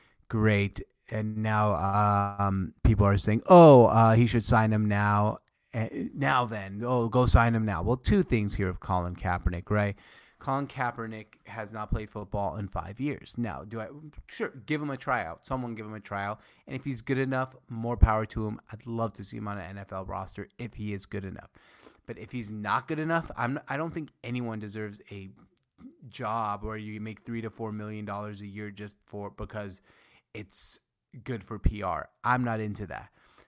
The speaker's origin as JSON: {"language": "English", "country": "Syria", "second_language": "English", "said": "Like, I'm Syrian. I was born in Syria."}